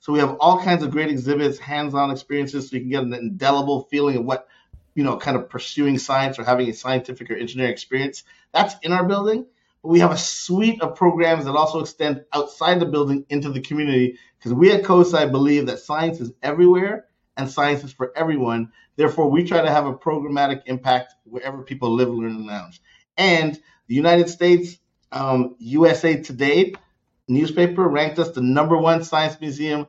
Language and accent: English; Canada; moved away; growing up in Canada, I learned to ski